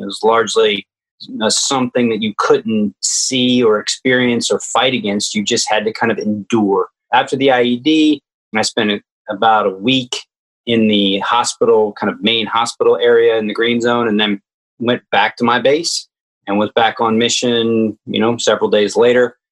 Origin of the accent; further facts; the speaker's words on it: Richmond, Virginia, United States; also born or lived in Washington D.C.; I grew up in Richmond